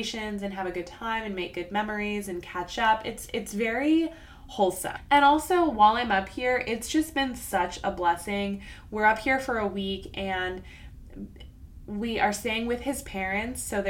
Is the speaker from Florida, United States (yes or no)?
yes; South Florida, United States; moved away as an adult; I grew up in South Florida